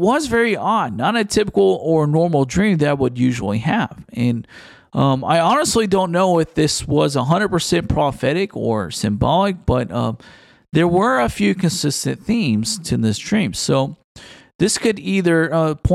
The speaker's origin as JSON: {"language": "English", "town": "Houston", "region": "Texas", "country": "United States", "tie": "born or raised there", "said": "Houston, Texas, which is my hometown where I am originally from"}